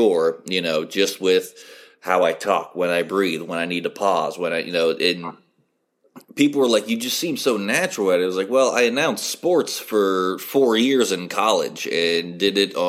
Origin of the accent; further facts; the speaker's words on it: Steubenville, Ohio, United States; now in Zanesville, United States; my hometown, Steubenville